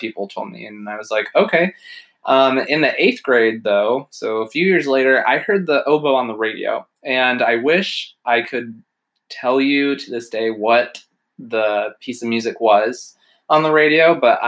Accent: Omaha, Nebraska, United States; now in Pittsburgh, United States; I was born and raised in Omaha, Nebraska.

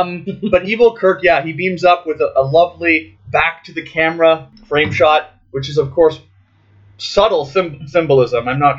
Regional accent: Canada; I'm Canadian

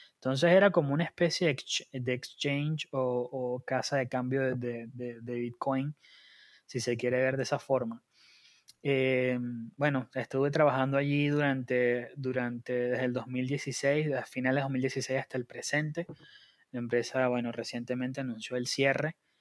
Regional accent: Margarita Island, Nueva Esparta, Venezuela; now in Argentina; soy em, venezolano, margariteño

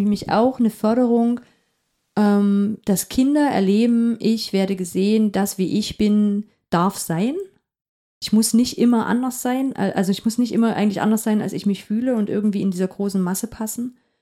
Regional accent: Upper Lusatia, Saxony, Germany; now in Halle, Germany; Ich komme aus der Oberlausitz.

